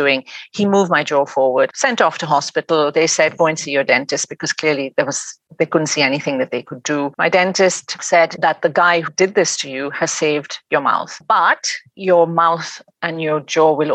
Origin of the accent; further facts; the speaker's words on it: Pakistan; moved away as an adult; now in England, United Kingdom; I'm originally from Pakistan, and I came to England to go to university, and then I got married and stayed on in England.